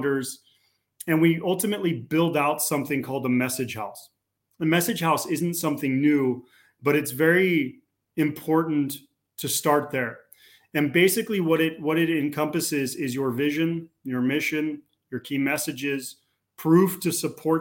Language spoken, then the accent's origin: English; California, United States; moved away as an adult; now in Slovakia; I'm a Californian, but I live in Central Europe. I moved here several years ago.